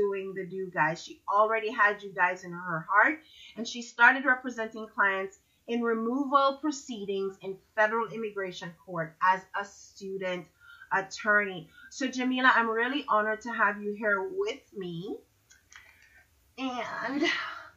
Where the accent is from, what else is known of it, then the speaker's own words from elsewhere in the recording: Jamaica; now in Florida, United States; I'm from Jamaica